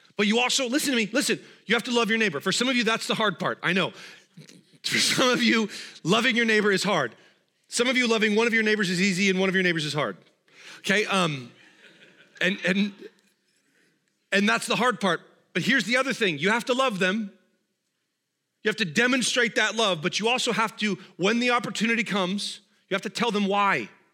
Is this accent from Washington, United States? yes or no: yes; Washington, United States; I'm from Washington